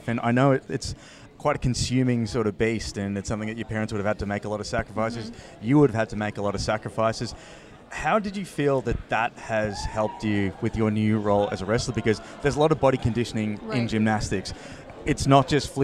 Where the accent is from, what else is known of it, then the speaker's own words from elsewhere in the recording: Victoria, Australia; we're from Victoria.